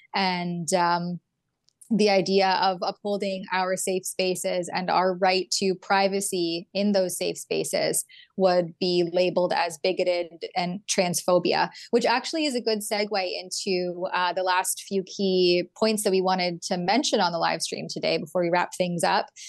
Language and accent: English; Canada; I'm a Canadian